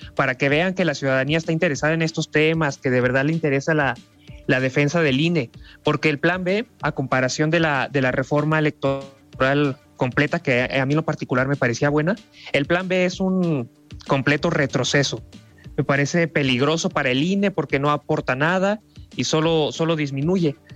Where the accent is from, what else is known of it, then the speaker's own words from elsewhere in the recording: Mexico; como mexicanos